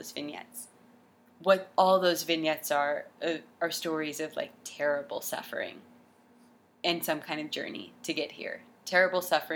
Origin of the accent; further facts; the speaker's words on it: Jacksonville, Florida, United States; In Jacksonville! I'm from Jacksonville